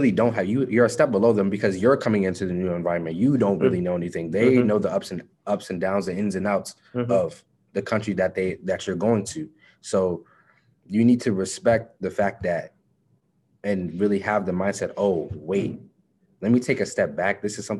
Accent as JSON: {"language": "English", "country": "United States", "tie": "born or raised there", "said": "simply because I was born in America."}